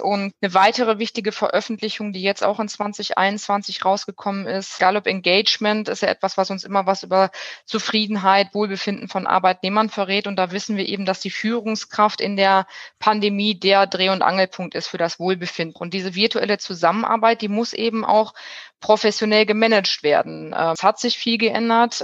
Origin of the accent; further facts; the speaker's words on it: Bielefeld, North Rhine-Westphalia, Germany; Ich bin geboren in Bielefeld, und auch aufgewachsen in Bielefeld